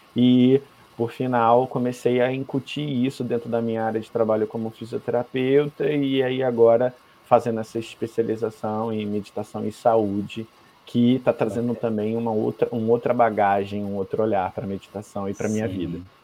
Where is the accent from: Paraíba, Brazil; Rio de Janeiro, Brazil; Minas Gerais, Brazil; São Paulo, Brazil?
Rio de Janeiro, Brazil; moved away; also born or lived in Curitiba; eu nasci no Rio de Janeiro, mas eu fui morar em Curitiba.